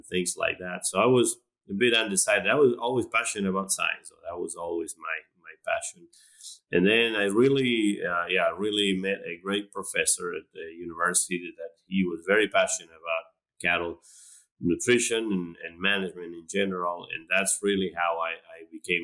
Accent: Argentina; moved away as an adult; now in Florida, United States; I'm originally from Argentina.

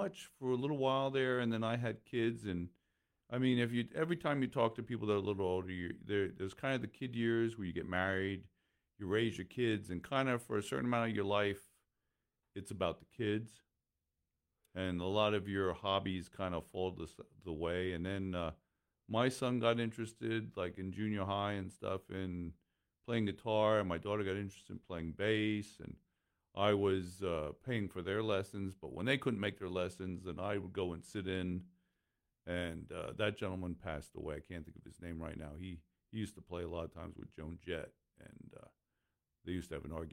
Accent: Lehigh Valley, Pennsylvania, United States; I'm from the Lehigh Valley

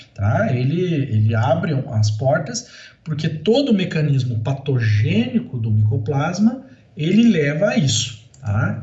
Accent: Paraná, Brazil; moved away as an adult; also born or lived in Santa Catarina / Jaboticabal, São Paulo; eu sou paranaense

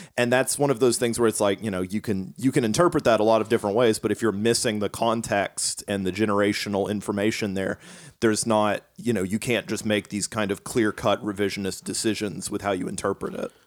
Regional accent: Kansas, United States; also born or lived in Appalachia; I grew up in Kansas.

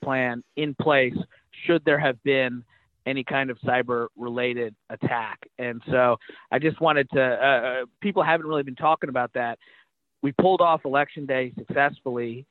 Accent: Kentucky, United States; I was a Republican from Kentucky

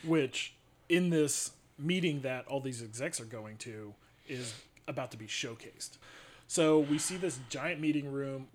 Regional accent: Columbus, Ohio, United States; where we grew up in Clintonville, Studio 35, which is still there, had some of the best movies growing up

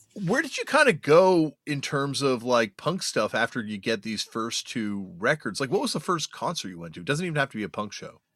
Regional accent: Toronto, Ontario, Canada; I'm growing up in Toronto

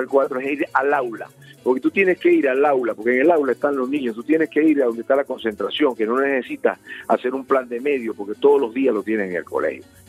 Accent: Venezuela; lo que nos identifica como venezolanos

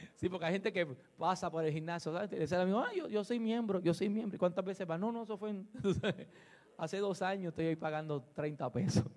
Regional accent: Puerto Rico; como decimos los boricuas

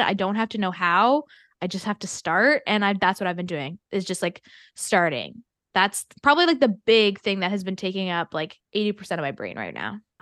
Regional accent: Canada; I'm also Canadian

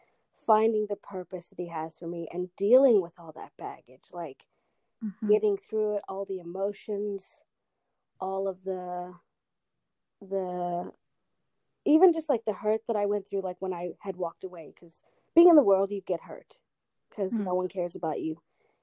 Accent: Australia; also born or lived in Guatemala / United States; So I grew up in Australia, originally from the United States, was born in Guatemala.

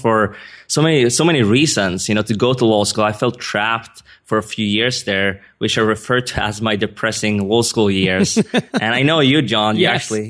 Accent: Sweden; English is a second language; I mean, as you can hear, I'm not a native English speaker. I was born and raised in Sweden. My dad is Iranian. My mom is Swedish.

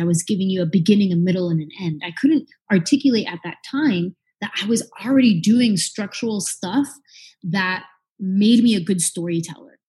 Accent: San Jose, California, United States; I grew up in the Bay Area

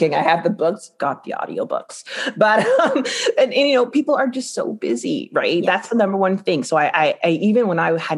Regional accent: Guyana; I'm Guyanese

